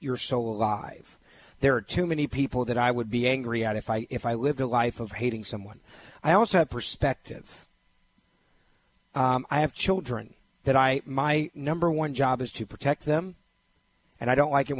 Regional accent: Memphis, Tennessee, United States; I grew up in Memphis, Tennessee

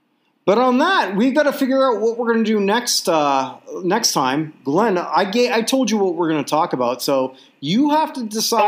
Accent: Toronto, Ontario, Canada; I grew up infatuated with American sports growing up in Toronto.

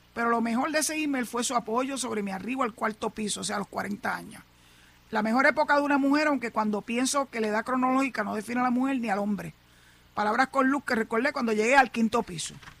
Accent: Puerto Rico; los puertorriqueños no creemos en eso

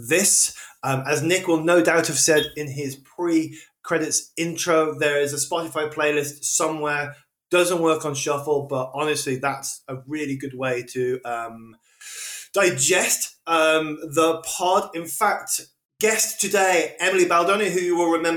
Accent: Wolverhampton, West Midlands, United Kingdom; a lad from the centre of England, Wolverhampton

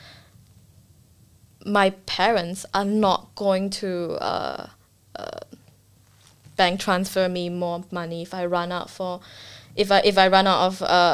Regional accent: Singapore; now in Australia; I'm Singaporean, and my parents are pretty strict.

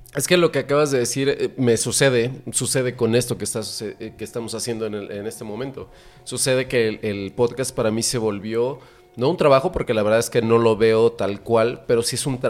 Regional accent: Mexico; yo ya no soy el mexicano que está orgulloso de ser mexicano

